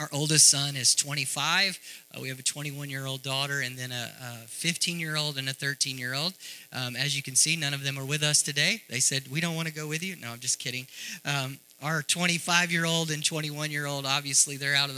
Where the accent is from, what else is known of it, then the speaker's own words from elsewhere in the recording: Texarkana, United States; moved away as an adult; now in Africa; I grew up in Texarkana. I'm from Texarkana.